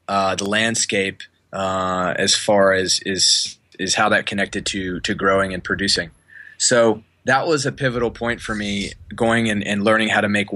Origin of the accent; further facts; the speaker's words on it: North Carolina, United States; I grew up in North Carolina also